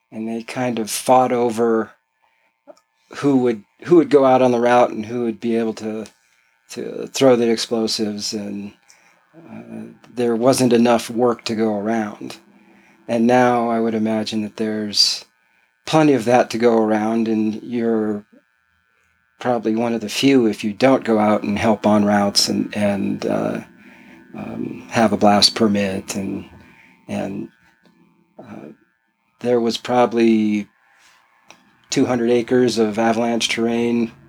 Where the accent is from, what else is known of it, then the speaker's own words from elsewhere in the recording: California, United States; In uh, suburb of San Francisco.